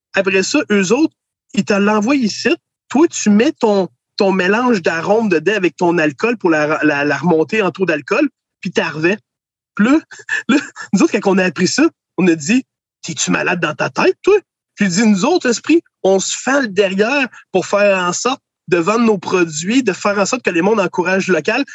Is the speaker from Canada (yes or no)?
yes; Kingsey Falls, Quebec, Canada; j'ai été élevé à Kings Effort, au centre du Québec